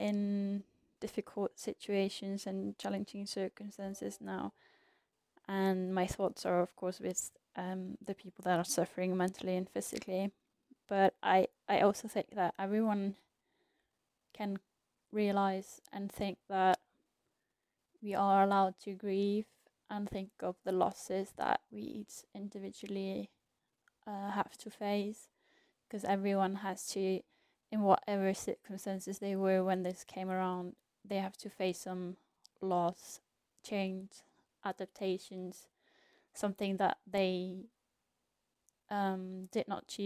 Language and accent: English; Iceland; moved away as an adult; also born or lived in England; I am originally from Iceland and my family is there